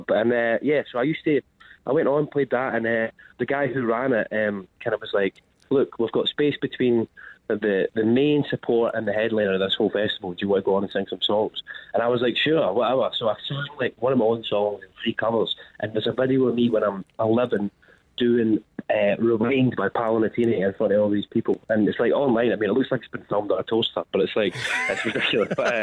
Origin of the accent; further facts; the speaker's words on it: Scotland, United Kingdom; I'm Scottish, so pessimism is in my blood